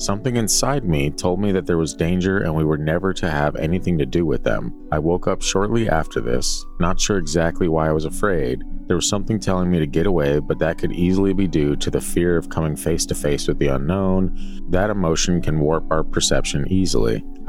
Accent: Alberta, Canada; I was near the Rocky Mountains. I'm from Alberta, by the way.

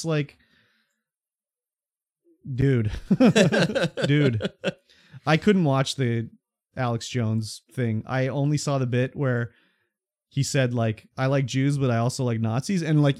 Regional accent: Canada; When I was born in this country of Canada.

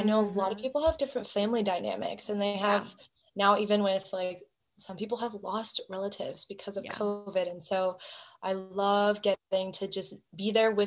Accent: Hawaii, United States; moved away; I grew up in Hawaii

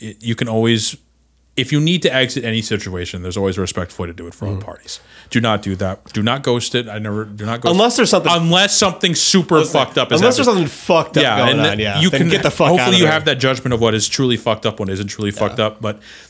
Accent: Alaska, United States; I'm from Alaska.

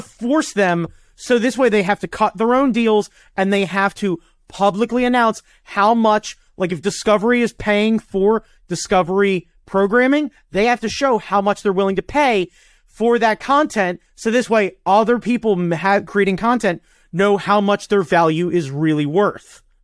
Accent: United States; I'm an American

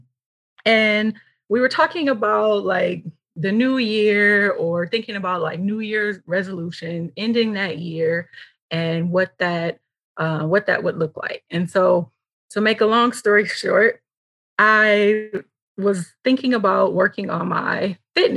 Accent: Michigan, United States; moved away; I'm originally from Michigan

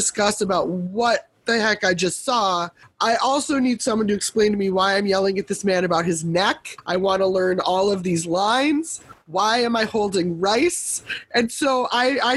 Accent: Minneapolis, Minnesota, United States; moved away; I'm originally from the Twin Cities

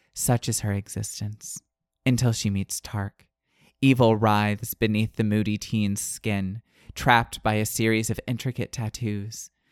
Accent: Florida, United States; I'm from the Panhandle

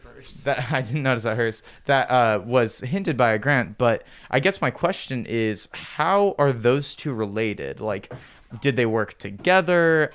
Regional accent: Midwest, United States; our Midwestern culture

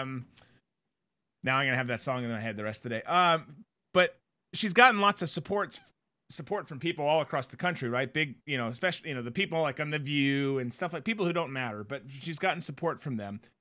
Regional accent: United States; as American citizens

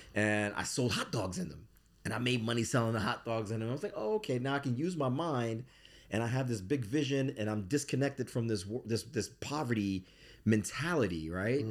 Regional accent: Bridgeport, Connecticut, United States; I grew up in Bridgeport, Connecticut in the eighties.

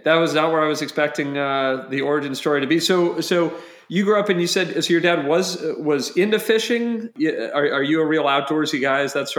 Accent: Rhode Island, United States; I grew up in Rhode Island

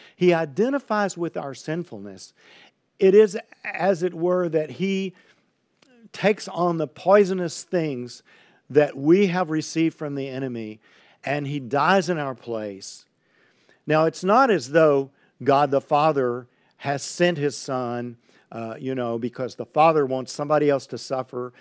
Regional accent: Highlands, Texas, United States; I grew up in Highlands, Texas, on the east bank of the San Jacinto River

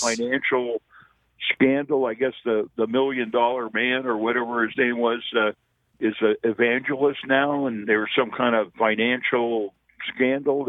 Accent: Bay Area, Silicon Valley, California, United States; moved away as an adult; I grew up in the Bay Area, uh, in Silicon Valley before it became Silicon Valley

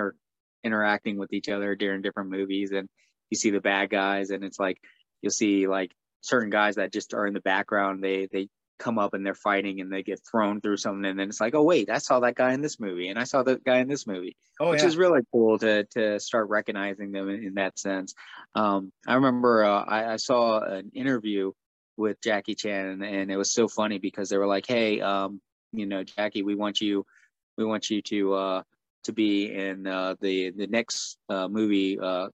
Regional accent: United States; I am completely as American as you can get.

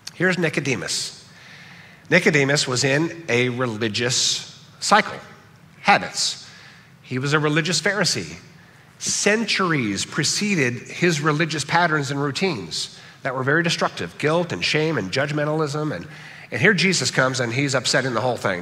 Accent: Southern California, United States; From birth, I grew up in Southern California.

